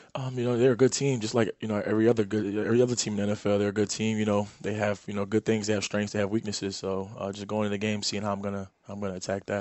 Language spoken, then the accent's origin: English; New York City, New York, United States; I grew up in New York City